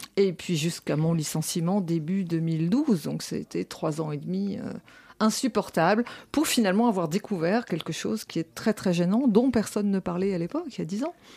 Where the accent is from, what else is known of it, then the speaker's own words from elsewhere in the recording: France; nous sommes français